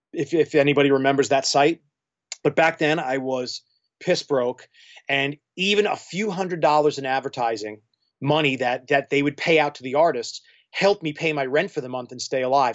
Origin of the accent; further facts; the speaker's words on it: New York, United States; moved away as an adult; now in Clarkston, Michigan, United States; I mean, I'm not from here. I'm a New Yorker, so I moved here just, uh, uh, out of circumstance